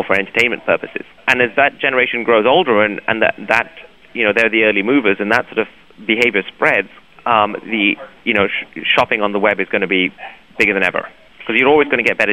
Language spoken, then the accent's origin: English; India; now in United States; I am from India